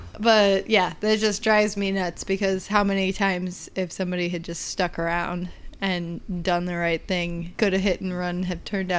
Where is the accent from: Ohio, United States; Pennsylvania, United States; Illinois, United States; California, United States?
Illinois, United States; being a Midwesterner